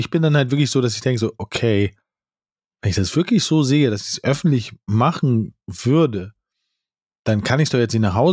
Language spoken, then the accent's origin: German; France; German is a second language; now in Germany; Ich bin eine Französin und lebe schon sehr, sehr lange in Deutschland.